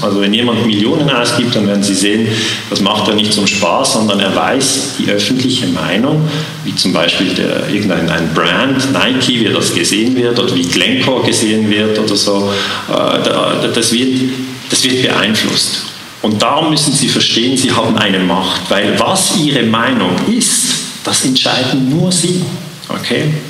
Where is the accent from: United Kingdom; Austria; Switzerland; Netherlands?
Switzerland; accent: Swiss; Ich bin Schweizer. Man hört es im Akzent